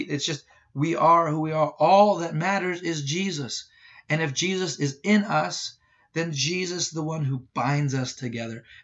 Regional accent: Ireland; well, look, I'm Irish, so I just get angry all the time.

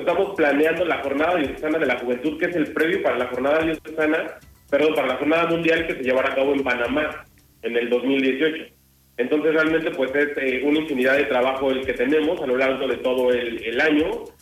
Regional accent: Toluca, State of Mexico, Mexico; Yo soy de, de Toluca, en el Estado de México

